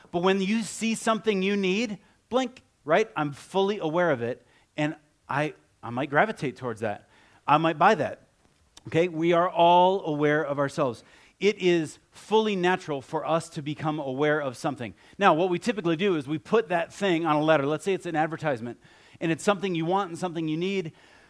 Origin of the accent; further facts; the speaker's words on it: Ohio, United States; I grew up in Ohio, and if I had a picture of me, like, from high school, I'd have on cowboy boots, and you know, I have cowboy hats, the whole thing.